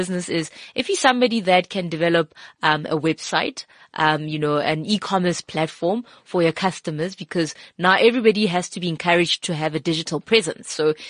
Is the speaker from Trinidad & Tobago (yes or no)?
no; South Africa; I'm here. I'm a South African and I can give you those skills.